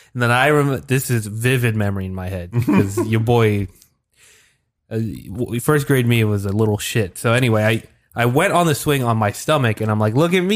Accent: Philippines; No, I'm Filipino.

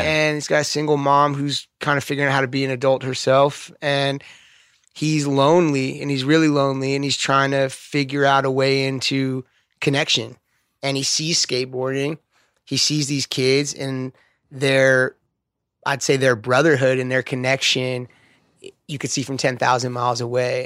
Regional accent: Los Angeles, California, United States; I grew up skating in West L A.

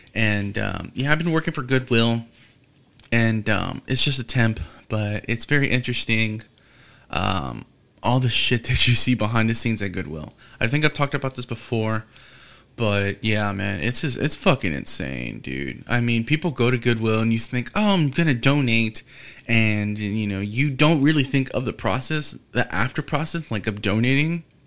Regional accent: Houston, Texas, United States; I'm from Houston

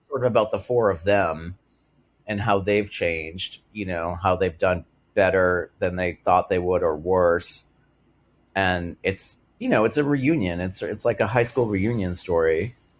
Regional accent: Massachusetts, United States; the town where I grew up in Massachusetts

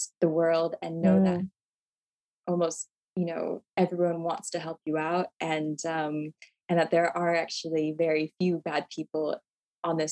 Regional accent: United States; me as an American

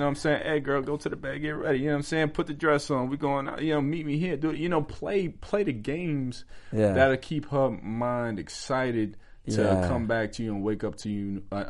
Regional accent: New York, United States; I'm from the country. I was raised in New York

